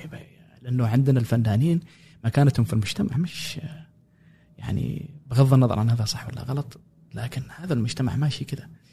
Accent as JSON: {"language": "Arabic", "town": "Sanaa", "region": "Amanat Al Asimah", "country": "Yemen", "tie": "born or raised there", "also_born_or_lived": "Cairo, Egypt", "moved": "as an adult", "lives_now": "United States", "said": "مواليد اليمن غادرت اليمن 2011"}